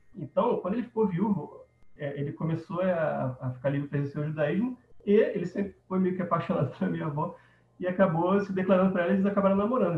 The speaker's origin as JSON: {"language": "Portuguese", "region": "Rio de Janeiro", "country": "Brazil", "tie": "born or raised there", "moved": "yes", "lives_now": "Campo Grande, Brazil", "said": "Hoje eu moro em Campo Grande, Mato Grosso do Sul, mas eu sou originalmente do Rio de Janeiro. Então eu cresci ali na Gávea, perto do Clube do Flamengo"}